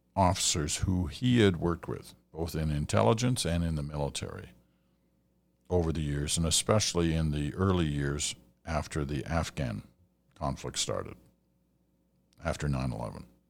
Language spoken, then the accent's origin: English; Canada; as a Canadian